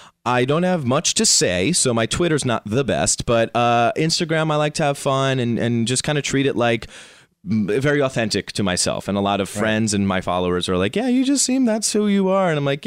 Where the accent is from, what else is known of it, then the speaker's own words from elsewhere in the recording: Rockland County, New York, United States; moved away; I am from Rockland County, New York, just like 45 minutes north of the city.